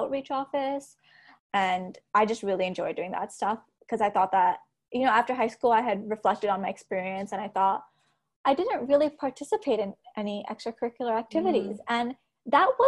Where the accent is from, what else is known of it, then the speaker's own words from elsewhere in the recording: Toronto, Ontario, Canada; also born or lived in Montreal / Brampton; I have spent about half my life in Toronto, half my life in Brampton